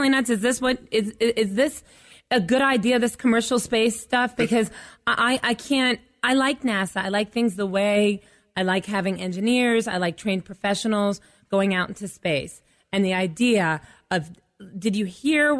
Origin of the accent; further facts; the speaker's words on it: Staunton, Virginia, United States; my hometown in Stanton, Virginia